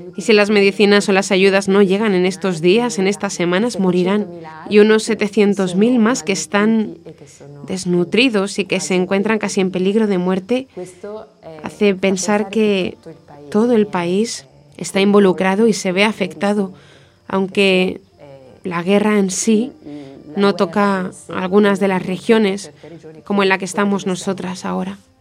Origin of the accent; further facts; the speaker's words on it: Genoa, Liguria, Italy; moved away as an adult; also born or lived in Vitorchiano; now in Muanda, Democratic Republic of the Congo; Soy originaria de Génova